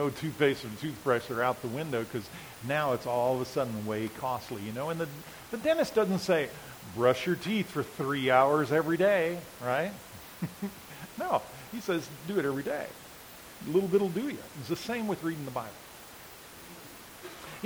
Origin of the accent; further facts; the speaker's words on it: United States; we as American people